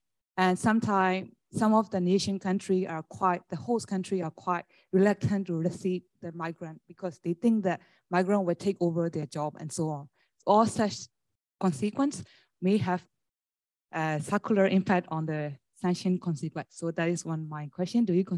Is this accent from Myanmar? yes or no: yes; Myanmar; moved away; I'm from Burma.